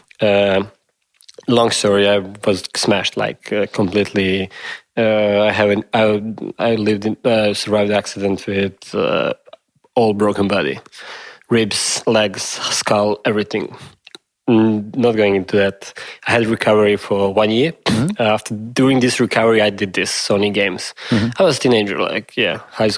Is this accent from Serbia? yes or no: yes; Serbia; also born or lived in Yugoslavia; where are you from? I say Serbia